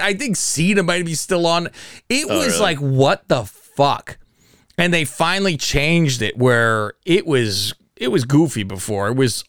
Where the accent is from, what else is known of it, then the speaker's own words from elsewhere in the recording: California, United States; I'm from California, Faust. I have to root for my home.